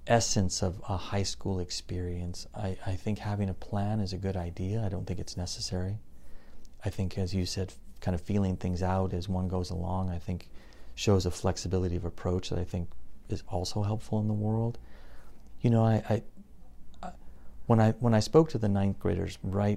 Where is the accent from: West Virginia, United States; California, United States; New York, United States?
California, United States; Covina; also born or lived in Germany; I was raised in the San Gabriel Valley in the city of Covina